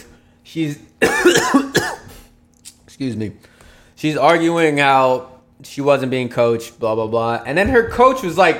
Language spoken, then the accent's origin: English; United States; my brother and me, we were not brought, we're American bulls.